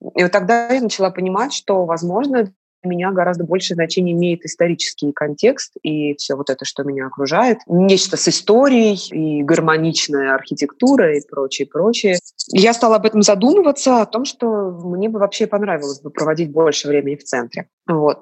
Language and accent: Russian; Moscow, Russia; я москвичка. Мой отец тоже москвич. Мама у меня родилась в Пятигорске. Вот. Но я себя как бы, ну, ощущаю полноценным таким московским детем